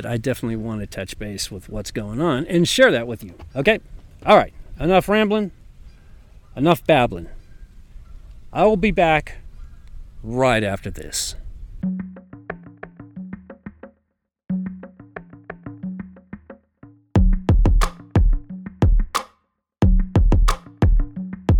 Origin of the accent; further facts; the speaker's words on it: Bay Area, California, United States; I'm now back in my hometown at my local park here